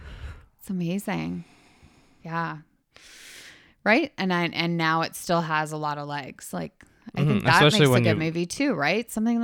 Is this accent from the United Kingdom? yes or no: no; Canada; Up here. We're Canadian.